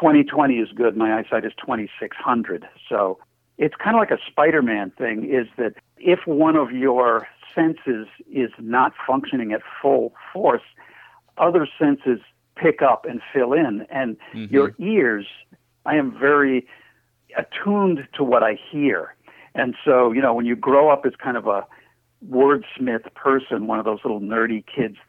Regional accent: Portsmouth, New Hampshire, United States; I have a lot to say about my hometown that isn't nice

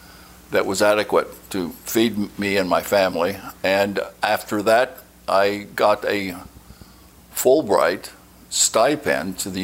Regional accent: Ogden, Utah, United States; I grew up in Ogden, Utah.

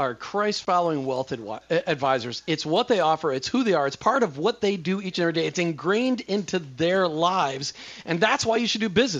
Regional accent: Minnesota, United States; now in Florida, United States; I grew up in Minnesota

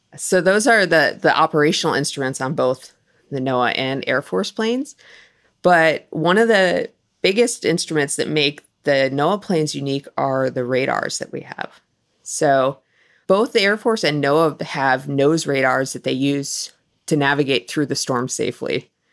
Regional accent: Wisconsin, United States; moved away; I grew up in Wisconsin

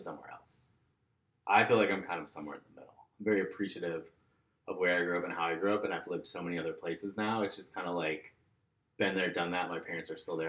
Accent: Orlando, Florida, United States; moved away as an adult; also born or lived in Minneapolis / Gainesville; now in Atlanta, United States; I loved growing up there

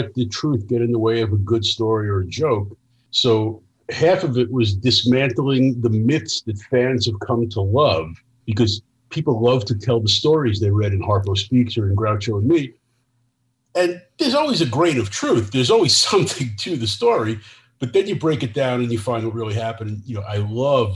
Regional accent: New York City, New York, United States; I grew up in New York City

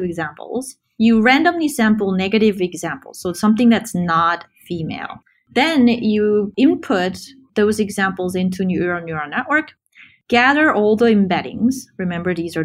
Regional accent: South Korea; moved away as an adult; also born or lived in Cambridge, Massachusetts, United States; now in San Francisco Bay Area, United States; I grew up in Korea, where computer science wasn't really a thing when I grew up there

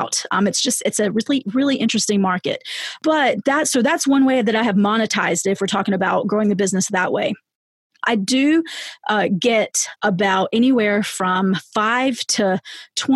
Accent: the South, United States; I'm from the South

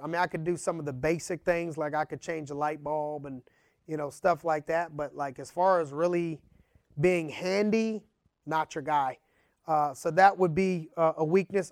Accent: Youngstown, Ohio, United States; growing up in Youngstown, Ohio.

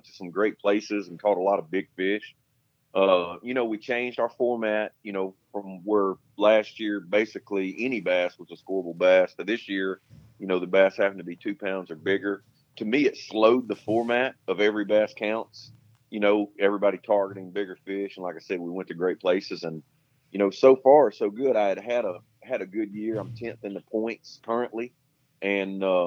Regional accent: Arkansas, United States; moved away; I grew up in Arkansas

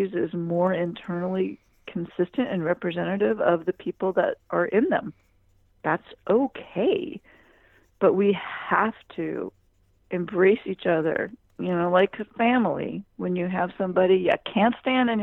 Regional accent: United States

